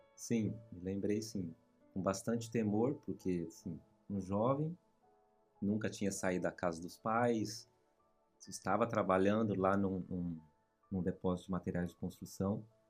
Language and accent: Portuguese; Sumaré, São Paulo, Brazil; moved away as an adult; now in New York, United States; Eu nasci, criei e me criei lá em Sumaré